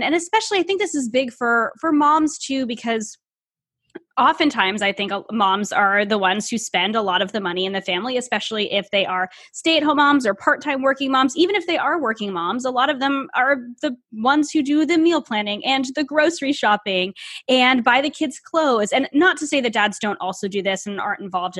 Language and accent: English; United States; also born or lived in Canada; I am American